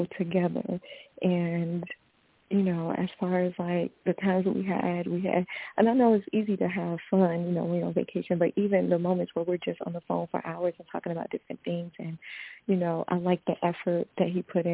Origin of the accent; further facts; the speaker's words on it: the South, United States; I'm from the South. We say grown